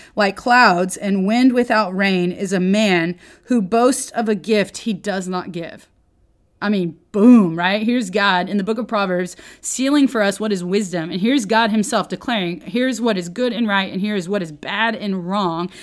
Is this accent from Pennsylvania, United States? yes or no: no; Oklahoma, United States; I grew up in Oklahoma, but I'm not, I really was more of a city folk.